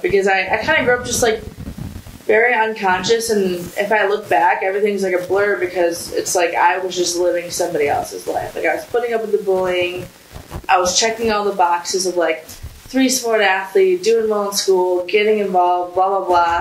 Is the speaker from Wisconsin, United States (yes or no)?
yes; South Milwaukee, Wisconsin, United States; moved away; also born or lived in Iran; I'm from South Milwaukee, Wisconsin. It's a nice little town